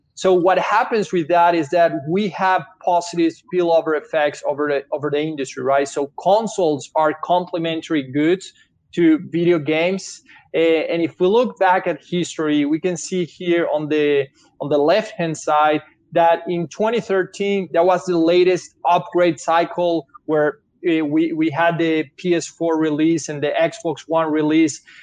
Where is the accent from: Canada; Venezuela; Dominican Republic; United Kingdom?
Venezuela; English is a second language; moved away as an adult; now in United States; Italian parents, but I born and raised in Venezuela. Grew up in Venezuela. Came to US a few years ago.